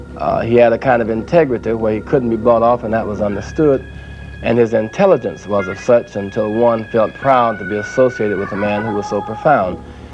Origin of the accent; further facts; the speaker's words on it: South Carolina, United States; being a boy growing up in South Carolina